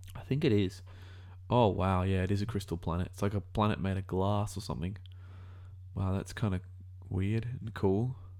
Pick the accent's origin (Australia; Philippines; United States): Australia; As an Australian